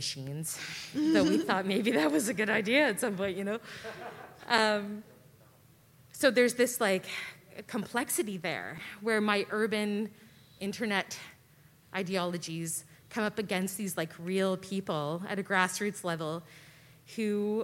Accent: Ottawa, Ontario, Canada; moved away; I grew up in Ottawa

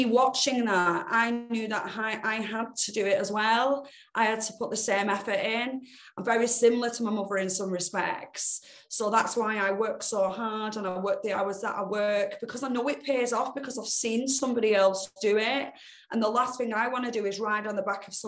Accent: Bolton, North West England, United Kingdom; Bolton born and bred

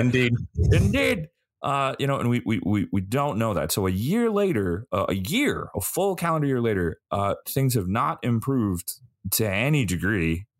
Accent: United States; as an American

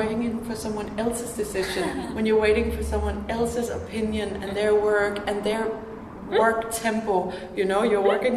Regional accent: Denmark; now in Finland; I'm from Denmark. Tanska

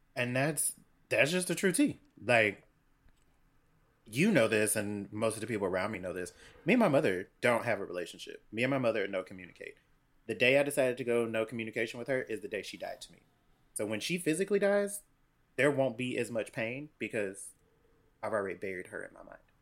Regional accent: Cincinnati, Ohio, United States; I grew up in Cincinnati, Ohio

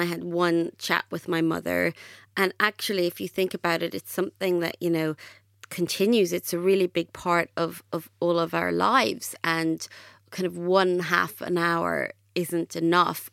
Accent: Ireland; I grew up in Ireland and I went to a Catholic state school

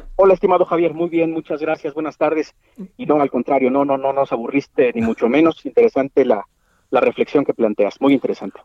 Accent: Mexico

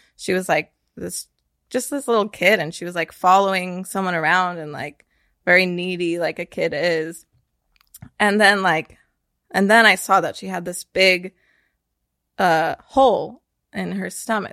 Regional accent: Northern California, United States; now in Austin, United States; I grew up in Northern California, but I've lived in lots of different states before I ended up here in Austin

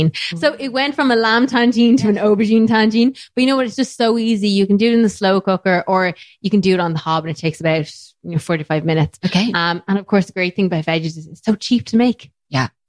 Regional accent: Ireland; And now look, I'm Irish, so of course there's potatoes

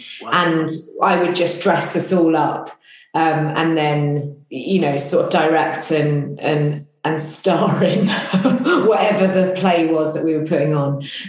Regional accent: East of England, United Kingdom; In England, Hertfordshire.

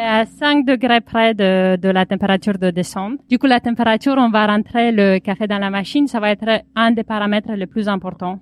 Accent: Romania; now in Paris, France; Je suis originaire de Roumanie et j'ai venu à Paris en faisant de la musique classique

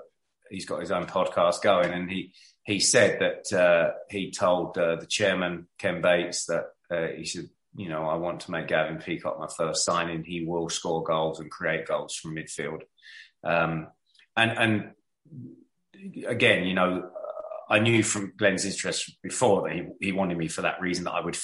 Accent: the London area, United Kingdom; we're from the London area

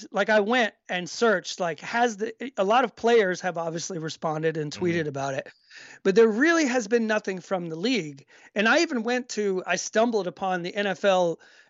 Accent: Georgia, United States; I grew up with these people, around these kind of people my whole life growing up in Georgia.

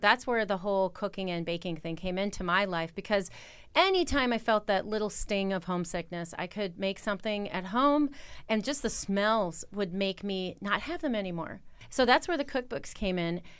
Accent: Wisconsin, United States; moved away as an adult; also born or lived in Los Angeles; now in Copenhagen, Denmark; I'm from Wisconsin

